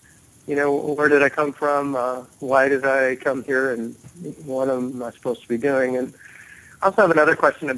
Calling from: New Jersey, United States; I'm calling from South Jersey.

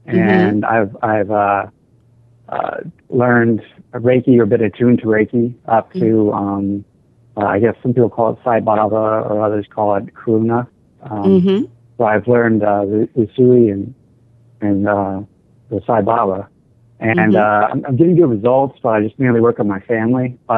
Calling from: Savannah, Georgia, United States; I'm calling from Savannah, Georgia.

